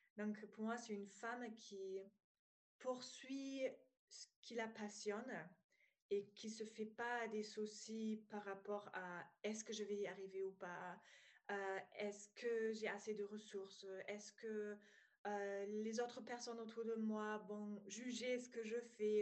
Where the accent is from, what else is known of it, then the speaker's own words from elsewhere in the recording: East Germany, Germany; accent: German; French is a second language; moved away as an adult; now in France; je viens d'Allemagne, donc si euh, voilà, vous entendez un petit accent, c'est allemand